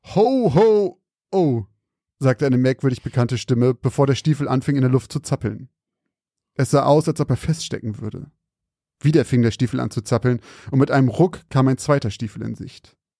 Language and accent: German; Zeven, Lower Saxony, Germany; moved away; in Zeven, da wo ich herkomme